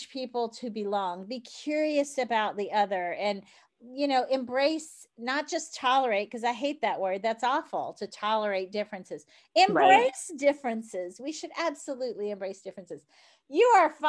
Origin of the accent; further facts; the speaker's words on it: New Orleans, Louisiana, United States; I'm from New Orleans. And frankly, we like our jewelry and our makeup and our big hair